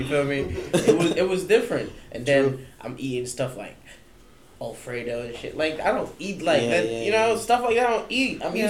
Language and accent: English; Jamaica; now in United States; when I was growing up in Jamaica